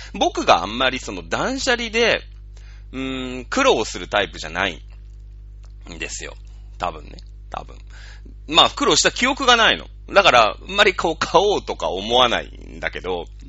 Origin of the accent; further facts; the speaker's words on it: Japan; 日本人ってさ、まあ僕も含めてだけど